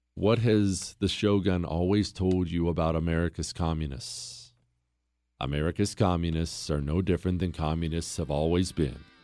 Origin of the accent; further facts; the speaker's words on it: Montana, United States; I grew up in Montana